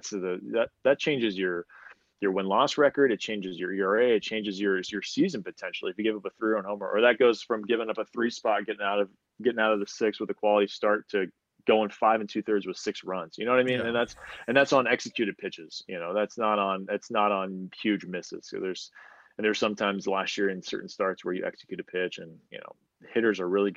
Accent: San Diego, California, United States; I was at home in front of my home crowd or my hometown crowd. So we were in San Diego

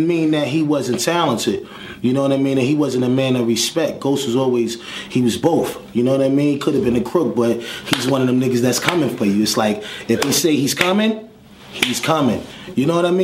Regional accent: New York City, New York, United States; I'm from Park Hill Projects

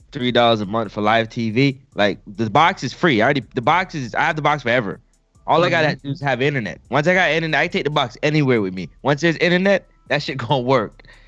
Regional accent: Canada; I'm Canadian.

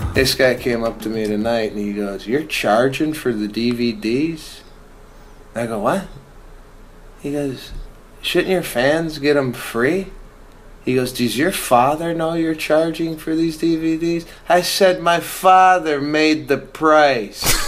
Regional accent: Chicago, Illinois, United States; moved away; growing up in Chicago

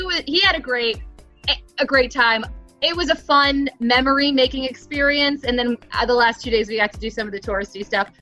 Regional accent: New Jersey, United States; I grew up in New Jersey

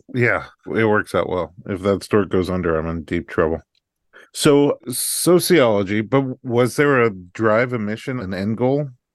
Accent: Staten Island, New York, United States; I was right over the bridge in Staten Island

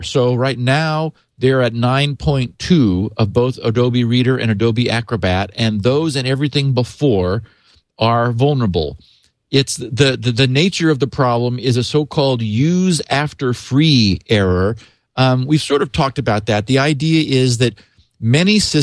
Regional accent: Northern California, United States; I grew up in Northern California

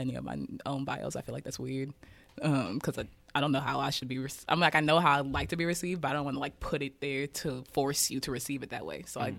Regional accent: Kansas City, Kansas, United States; So, yeah, growing up in Kansas City

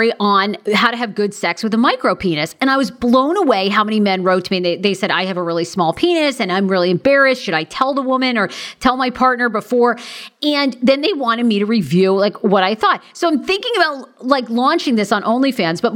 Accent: Maine, United States; moved away; I'm from Maine originally

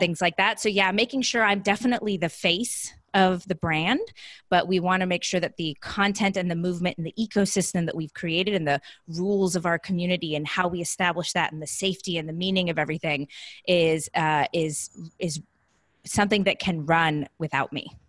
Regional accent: Southern California, United States; moved away as an adult; also born or lived in Columbus, Ohio; now in San Diego, United States; I'm originally from Southern California.

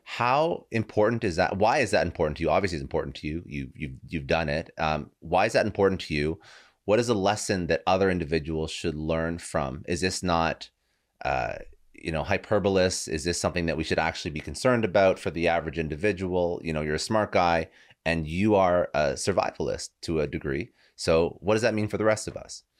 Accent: Toronto, Ontario, Canada; now in South Florida, United States; I was originally from Toronto, moved down to South Florida

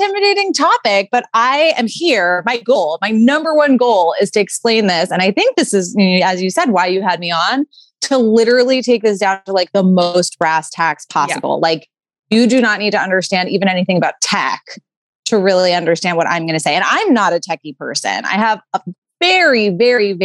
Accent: New York City, New York, United States; I grew up in New York City

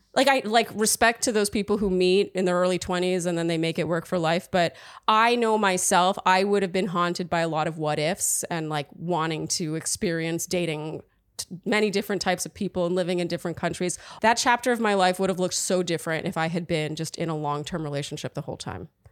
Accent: Canada; also born or lived in Germany; now in New York, United States; I'm really Canadian at heart

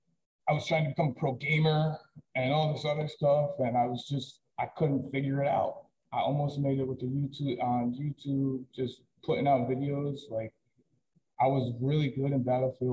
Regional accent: Peekskill, New York, United States; also born or lived in Middletown, New York / Ellenville, New York; I was born in Peekskill, New York. I lived there until I was about 10 years old, and then moved to Middletown for a couple years on not some of the greatest streets, and then eventually found my way in Ellenville in 2004 when my family moved here

